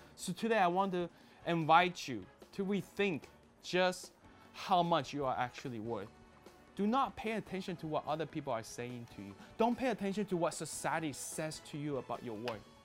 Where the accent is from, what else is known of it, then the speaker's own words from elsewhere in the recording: Toronto, Ontario, Canada; I grew up in Toronto, Canada